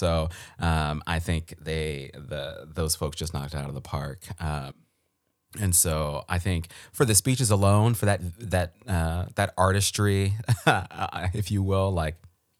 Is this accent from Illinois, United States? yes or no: no; Maryland, United States; I think I know a little bit because I'm from Maryland, right? And so in my Maryland public school education